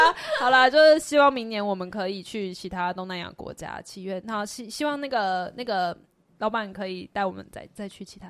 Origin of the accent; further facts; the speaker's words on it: Taiwan; 拍这样台湾人啦，我们台湾人啦